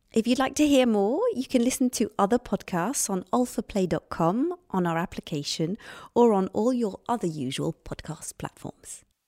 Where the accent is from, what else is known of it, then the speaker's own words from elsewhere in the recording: United Kingdom; accent: British; I'm British, as you can hear by the accent.